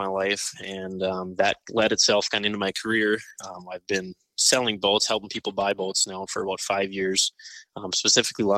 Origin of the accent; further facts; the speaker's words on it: Moorhead, Minnesota, United States; I grew up here in Moorhead, Minnesota. I'm still living here now.